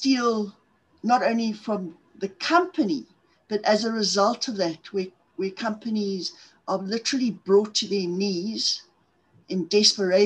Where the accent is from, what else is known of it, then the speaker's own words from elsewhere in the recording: Zimbabwe; accent: South African; moved away as an adult; also born or lived in Cape Town / Johannesburg; now in South Africa; I'm from South Africa, in case guys haven't figured out on the accent part of things. I was originally born in Zimbabwe in the 1950s